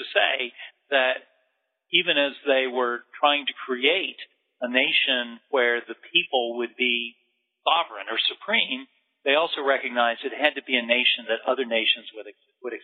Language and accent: English; Detroit, Michigan, United States; I was born in Detroit